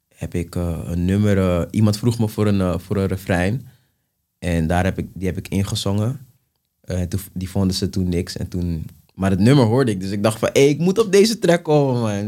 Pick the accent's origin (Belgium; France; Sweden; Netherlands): Netherlands; Amsterdam, North Holland; ik kom uit de Belmer. Ja. En ik groeide op eh, in een buurt waar gewoon heel veel Surinamers eh, waren bijvoorbeeld.